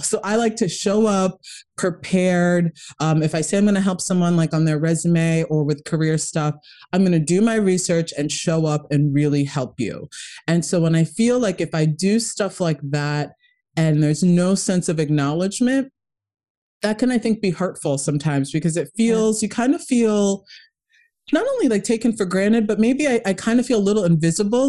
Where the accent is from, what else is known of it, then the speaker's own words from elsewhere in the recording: Kenya; moved away; I'm originally from Kenya. My my whole family um, is pretty much there, and it's you know we came from a very tough upbringing.